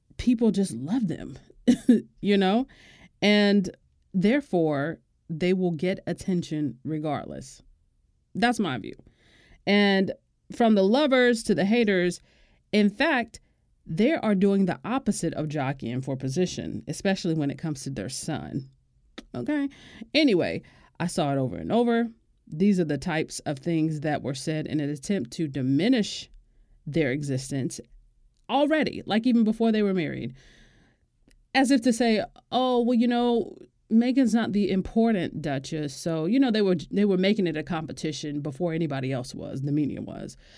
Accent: Florida, United States; my home state

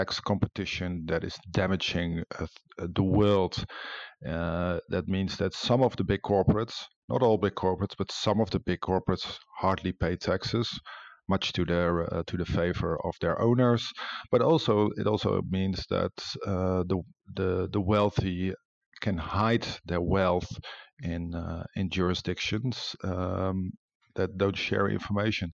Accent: Netherlands; I come from the Netherlands, which has a similar reputation

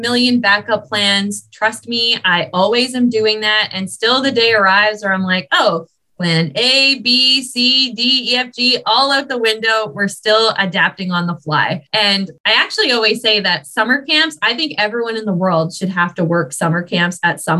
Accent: Ottawa, Ontario, Canada; now in British Columbia, Canada; I grew up in Ottawa

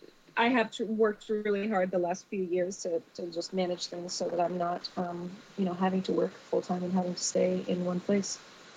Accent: Seattle, Washington, United States; I'm from Seattle, Washington, and I'm currently fun employed.

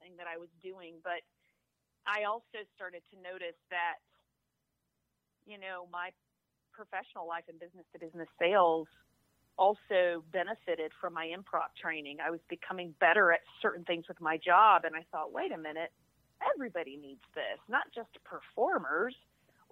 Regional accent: Alabama, United States; moved away as an adult; now in Atlanta, United States; I'm from Alabama, so, you know, I got some redneck in me too.

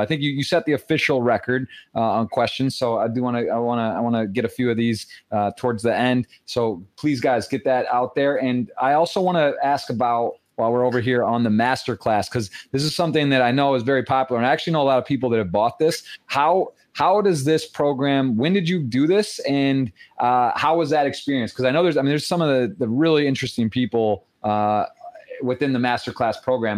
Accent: Michigan, United States; Michigan, that's my home state

